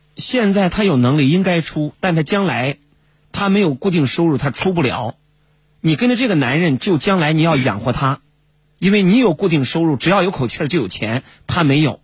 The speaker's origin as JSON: {"language": "Chinese", "region": "Henan", "country": "China", "said": "河南说话叫说一句话能把人噎死"}